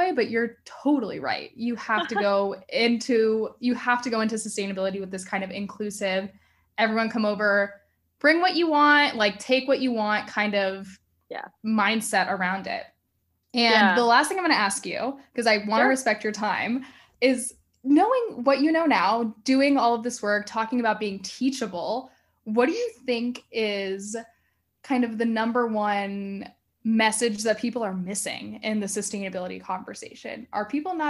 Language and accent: English; Miami, Florida, United States; moved away as an adult; also born or lived in North Carolina; I grew up in Miami, so like not really Southern